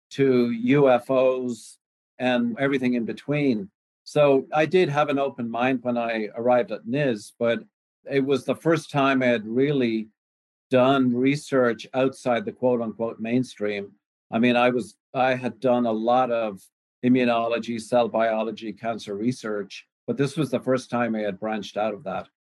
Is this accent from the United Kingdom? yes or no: no; Ireland; also born or lived in Canada; now in United States; I came over from Ireland with a potato in my pocket there about 35 years ago started in Canada and worked my way in various areas of cancer research. Ended up in the United States in the early 90s